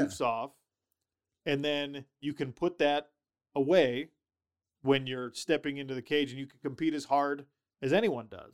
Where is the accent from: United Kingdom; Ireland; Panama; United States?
United States; Sandy, Utah; also born or lived in Minnesota; I'm from Utah, well, I was born in Minnesota, I, I, I claim Sandy, Utah, that's where I grew up